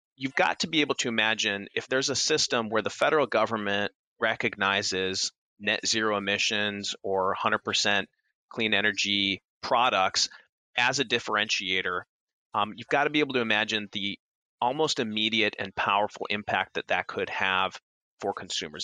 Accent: Minnesota, United States; moved away; I'm originally from Minnesota

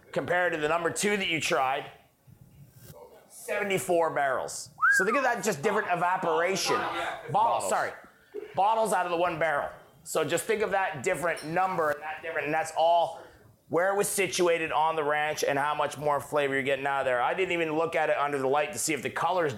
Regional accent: Canada; moved away; also born or lived in Texas; I'm French Canadian

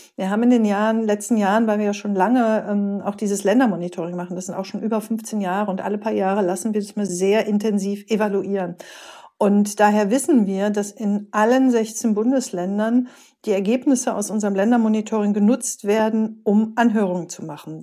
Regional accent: Rhineland, Germany; also born or lived in East Westphalia-Lippe; now in Gütersloh, Germany; ich bin gebürtige Rheinländerin, immer wichtig, auch wenn man in OWL lebt

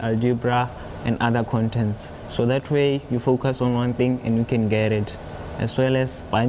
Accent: Botswana; first language Kalanga; English is a second language; moved away; I can also speak Tswana, English, and Kalanga, which is my native language from Botswana.

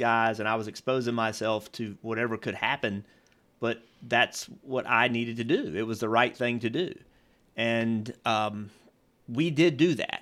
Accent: Virginia, United States; I grew up in Virginia

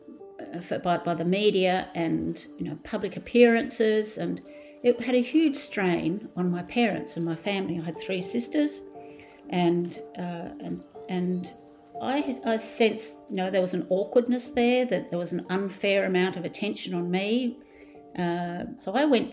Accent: Australia; I've been best known probably as an Australian sporting legend

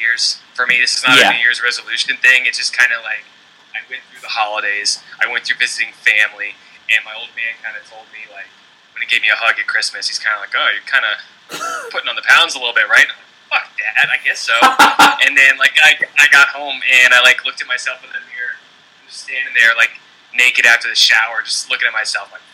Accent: Virginia, United States; also born or lived in San Diego, California; now in Maryland, United States; I'm from Virginia

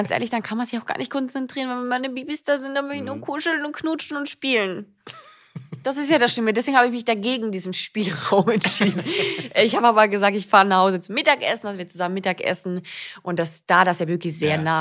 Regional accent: Austria; moved away as an adult; now in Germany; für mich war es ja auch so, dass ich ja neu in Deutschland war. Ich bin ja aus Österreich hierher gezogen, 2014

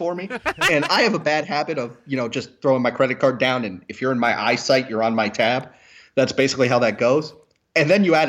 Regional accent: Cincinnati, Ohio, United States; I'm from Cincinnati. I was born with toughness.

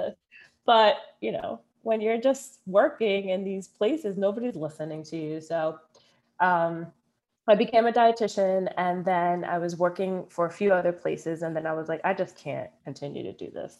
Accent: Philadelphia, Pennsylvania, United States; growing up in Philly, growing up Dominican

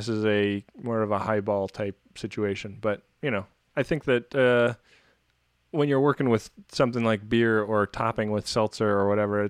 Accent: California, United States; I grew up in the Bay Area, and when I was a kid, the 49ers like pretty routinely won the Super Bowl

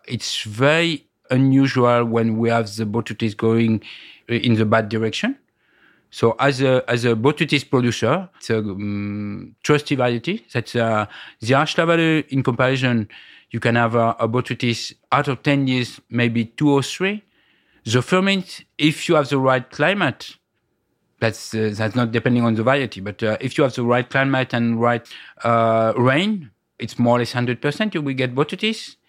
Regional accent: Bordeaux, Nouvelle-Aquitaine, France; English is a second language; also born or lived in Tokaj, Hungary; now in Hungary; coming from Bordeaux

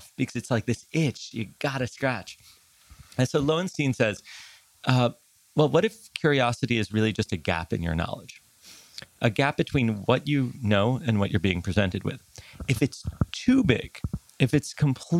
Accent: New York City, New York, United States; also born or lived in Tel Aviv, Israel (summers)

